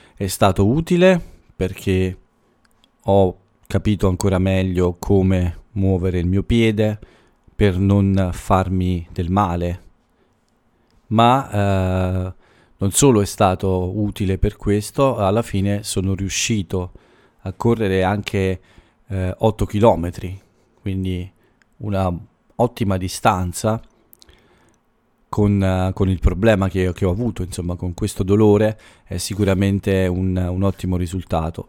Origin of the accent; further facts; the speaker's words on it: Italy; dal mio paese